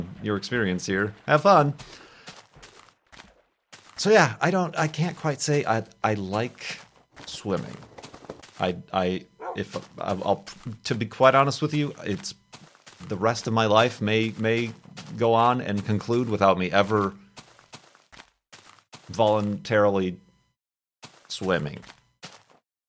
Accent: Chicago, Illinois, United States; moved away; also born or lived in Arizona; I grew up in the Chicago area

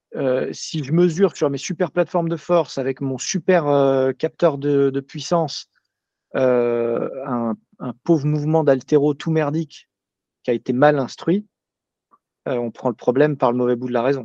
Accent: Paris, Île-de-France, France; je suis parisien

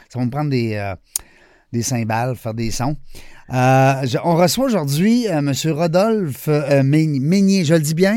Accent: Quebec, Canada; on est, on est le, seul, le seul coin de pays euh, qui parle français

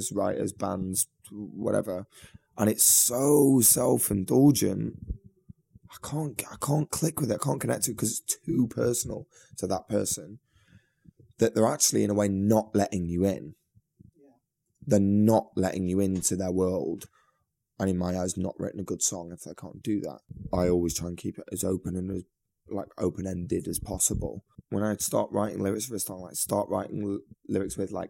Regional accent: Manchester, North West England, United Kingdom; I'm from Manchester, getting the train back home to Manchester

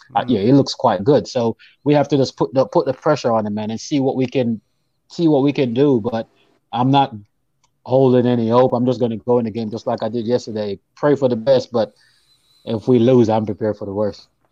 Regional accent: Jamaica; now in United States; I'm actually from Jamaica, but I, I live in the states

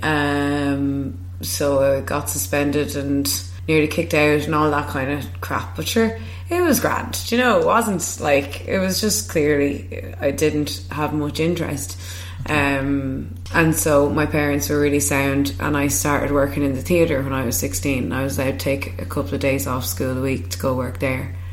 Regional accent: Kilkenny, Leinster, Ireland; moved away; my hometown in Kilkenny

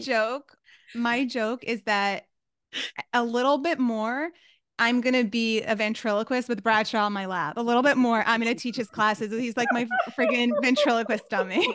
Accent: New York City, New York, United States; moved away; I was from New York City

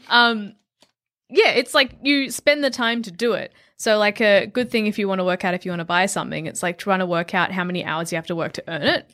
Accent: Melbourne, Victoria, Australia; also born or lived in Adelaide; I grew up in Melbourne, but I moved from Adelaide

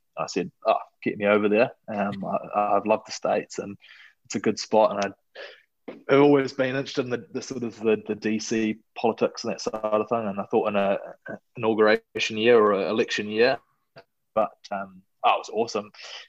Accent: New Zealand; moved away as an adult; also born or lived in Scotland / Chicago / San Diego; So I was born in Scotland, and that's where the name comes from. So it's a pretty Scottish name. If you ask any Scot, …, they'll say, oh, yeah, I've heard of … before. And then grew up in New Zealand. So mum and dad immigrated there

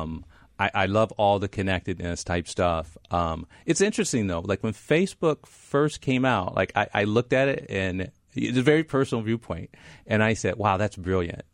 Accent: Midwest, United States; moved away as an adult; also born or lived in Stanford, California; I came from the Midwest

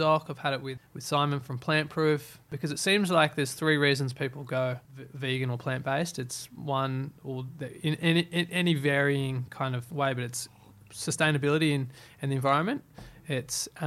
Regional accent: Byron Bay, New South Wales, Australia; I obviously come from I grew up in Byron.

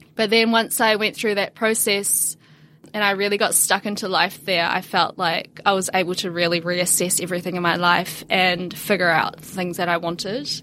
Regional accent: New Zealand; also born or lived in China; I was born in China, raised in New Zealand

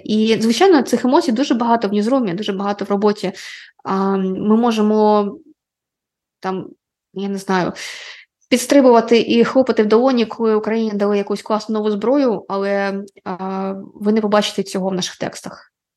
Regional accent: Ukraine; first language Russian; Ukrainian is a second language

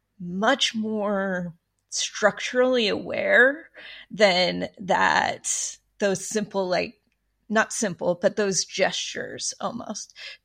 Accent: Utah, United States; That for me, growing up in Utah, service looked a certain way.

